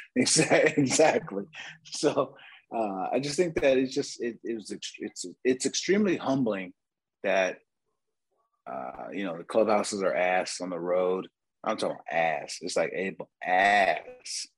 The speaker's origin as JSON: {"language": "English", "town": "San Diego", "region": "California", "country": "United States", "said": "I'm from San Diego"}